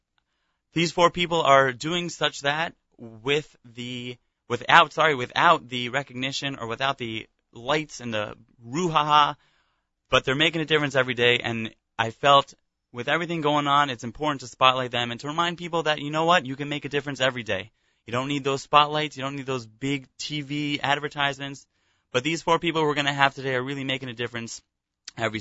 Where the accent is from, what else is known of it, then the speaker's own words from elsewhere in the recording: Los Angeles, California, United States; moved away as an adult; also born or lived in Israel; grew up in Los Angeles, California